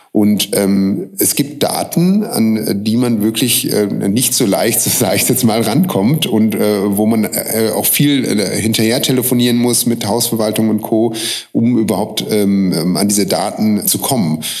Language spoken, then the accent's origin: German; Münster, North Rhine-Westphalia, Germany; also born or lived in Hamburg; now in Vienna, Austria; ich komme aus Münster, aber bevor ich nach Wien, äh, gezogen bin, habe ich mehrere Jahre in Hamburg gelebt